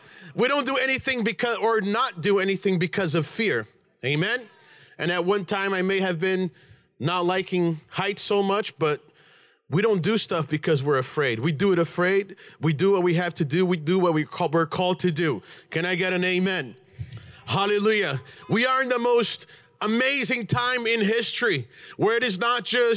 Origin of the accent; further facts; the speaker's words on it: Brazil; moved away; I'm Brazilian, I was born in Brazil